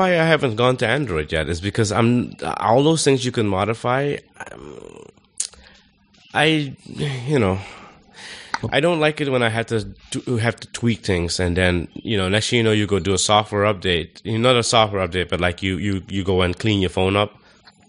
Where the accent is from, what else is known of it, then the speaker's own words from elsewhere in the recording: Suriname; we're from Suriname